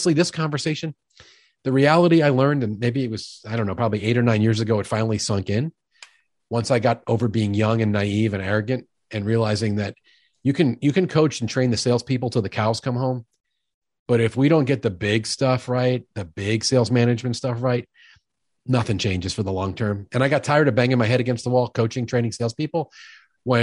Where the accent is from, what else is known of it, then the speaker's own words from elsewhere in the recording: New York City, New York, United States; now in Midwest, United States; I'm a guy from New York who's been in the Midwest for 30 years. I lost most of my jerk and most of my accent, but they come out occasionally when I get wound up. I grew up in the home of a sales executive, a big time New York City sales executive